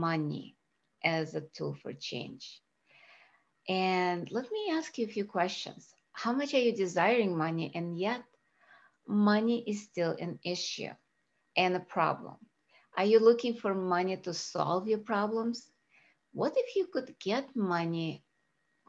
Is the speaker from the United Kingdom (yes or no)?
no; Russia; now in United States; I was born in Russia